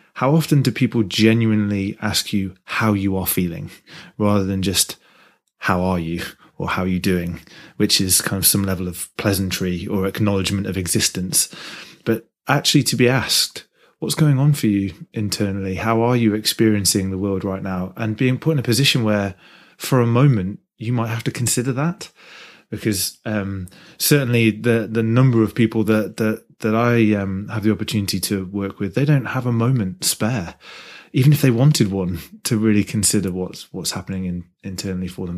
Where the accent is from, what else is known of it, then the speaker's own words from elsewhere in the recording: Midlands, United Kingdom; I'm from the Midlands area